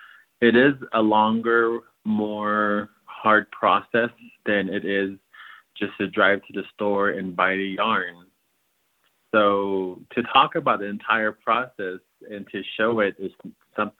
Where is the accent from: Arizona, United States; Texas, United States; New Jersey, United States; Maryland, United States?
Arizona, United States; Rock Point; I am Dene from the Navajo Nation, and I reside in a place called Rock Point, Arizona